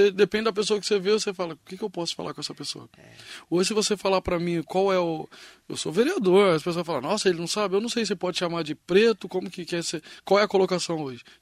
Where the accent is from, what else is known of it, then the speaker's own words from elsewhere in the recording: Minas Gerais, Brazil; Eu sou criado, eu vim de Minas Gerais, uma cidade pequenininha.